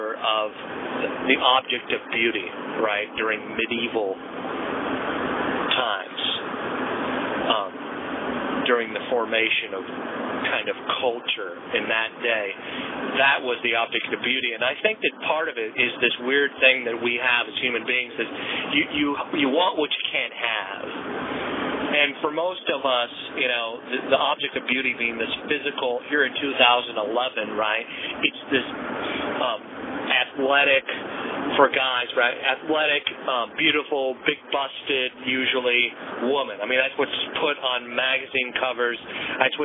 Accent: United States; as an American

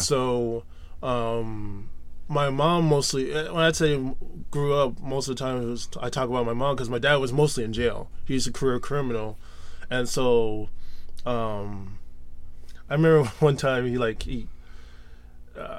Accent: Fort Lauderdale, Florida, United States; also born or lived in Miami, Florida; I was raised mostly in Fort Lauderdale, Florida

